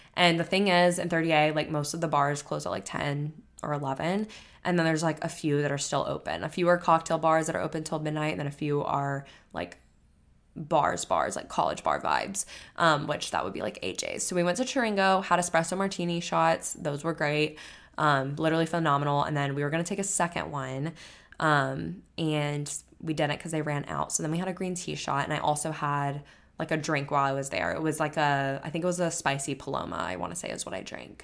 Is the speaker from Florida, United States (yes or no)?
yes; Florida, United States; now in Texas, United States; growing up in Florida